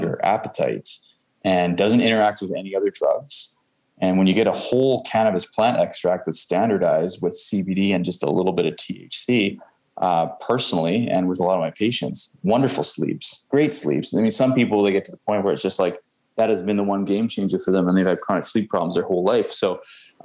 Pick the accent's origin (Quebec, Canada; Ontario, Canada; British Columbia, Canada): British Columbia, Canada; Langley; also born or lived in Vancouver, BC; I come from Langley where that's all they do out there